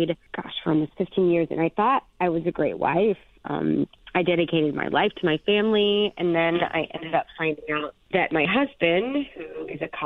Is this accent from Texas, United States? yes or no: yes; Houston, Texas, United States; I'm from Houston. We are polite people